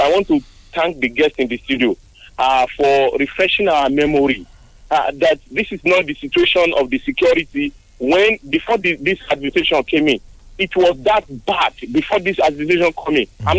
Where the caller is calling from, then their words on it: Abuja, Federal Capital Territory, Nigeria; I'm calling from Abuja.